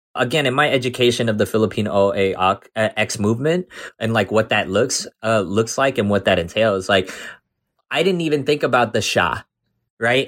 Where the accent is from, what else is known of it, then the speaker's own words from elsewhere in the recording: Jersey City, New Jersey, United States; also born or lived in South Amboy, New Jersey / Sayreville, New Jersey; I was growing up in Jersey City, so there was Filipinos everywhere